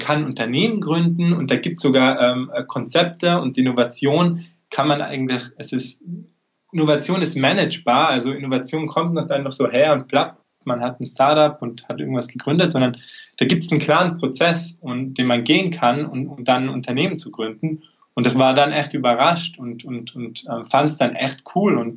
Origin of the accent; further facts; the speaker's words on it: Tyrol, Austria; wie schon angekündigt.